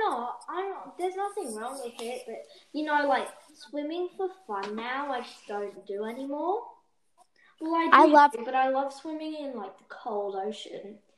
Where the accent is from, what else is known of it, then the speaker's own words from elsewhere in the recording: Turkey; I'm from Turkey, though.